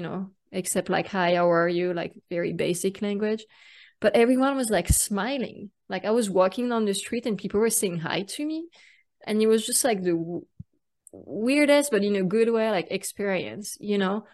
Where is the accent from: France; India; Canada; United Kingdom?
France; accent: French; English is a second language; now in Austin, United States; I was uh, born and raised in France. That's why you hear an accent